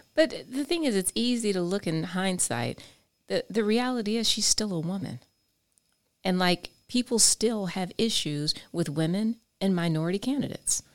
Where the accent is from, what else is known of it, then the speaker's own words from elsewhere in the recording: I-4 corridor, Florida, United States; my hometown, I four corridor